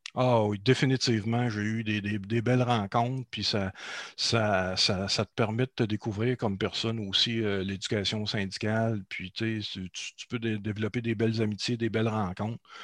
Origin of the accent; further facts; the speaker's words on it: Beauce, Quebec, Canada; je suis de la Beauce. D'ailleurs, en ce moment, je suis toujours en Beauce. J'ai fait un retour en Beauce après 20 euh, ans à, la ville de Québec.